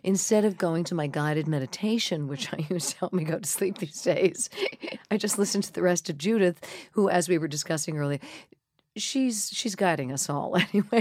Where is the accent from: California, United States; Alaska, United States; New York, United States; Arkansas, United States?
New York, United States; Hauppauge, Long Island; also born or lived in Corona, Queens, New York; I was born in Corona, Queens, uh, where my parents lived. And then we moved out to Hop Hog, Long Island when I was maybe thirteen months old. And I basically went up through the end of sixth grade out there